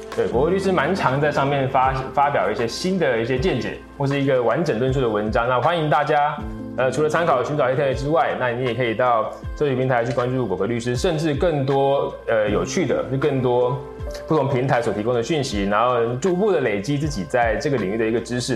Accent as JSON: {"language": "Chinese", "country": "Taiwan", "said": "我们台湾这边"}